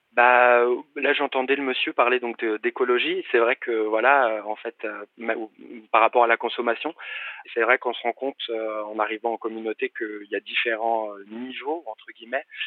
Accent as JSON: {"language": "French", "town": "Paris", "region": "Île-de-France", "country": "France", "tie": "born or raised there", "said": "j'ai grandi à Paris"}